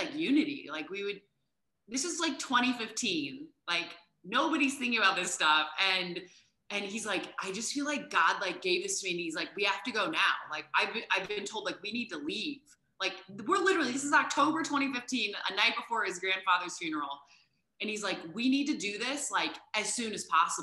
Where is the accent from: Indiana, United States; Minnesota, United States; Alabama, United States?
Indiana, United States; moved away as an adult; also born or lived in New York City; we're from Indiana.